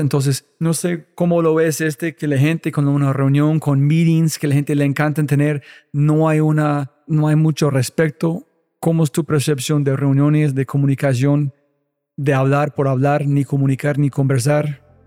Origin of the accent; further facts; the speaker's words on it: United States; Spanish is a second language; soy gringo en todo.